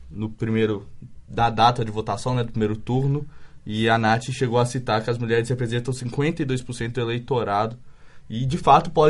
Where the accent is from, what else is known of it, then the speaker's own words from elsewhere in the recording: Indaiatuba, São Paulo, Brazil; Eu sou de Indaiatuba.